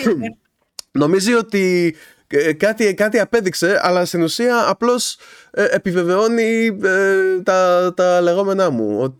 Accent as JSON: {"language": "Greek", "town": "Kavala", "region": "East Macedonia and Thrace", "country": "Greece", "said": "Είναι Καβάλα, γιατί και εγώ είμαι από την Καβάλα."}